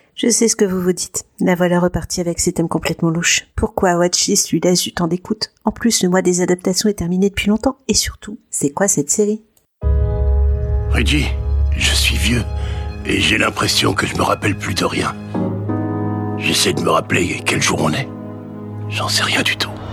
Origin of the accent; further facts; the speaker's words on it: France; on est français